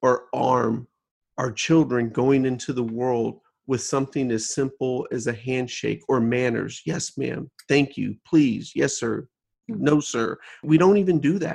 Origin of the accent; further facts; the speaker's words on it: United States; I was born in the United States